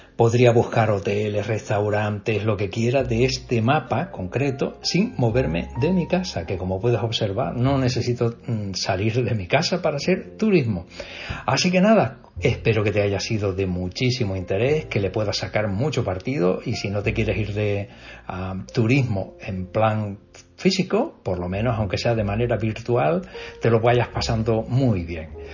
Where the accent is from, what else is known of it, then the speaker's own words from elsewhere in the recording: Tazacorte, Canary Islands, Spain; mi pueblo